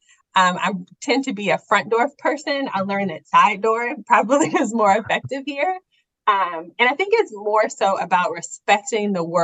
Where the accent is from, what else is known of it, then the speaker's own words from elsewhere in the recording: Midwest, United States; moved away as an adult; now in Charlotte, United States; I am a Northerner. I am from the Midwest.